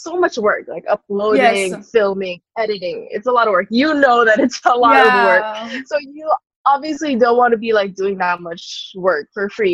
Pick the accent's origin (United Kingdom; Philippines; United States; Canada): Philippines; I'm a Filipino and I'm Asian